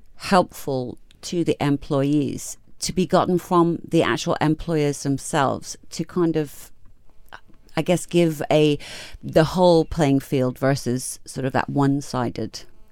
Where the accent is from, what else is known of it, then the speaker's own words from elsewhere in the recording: Malaysia; These are the kind of stories that actually I love about being Malaysian and being here in Malaysia.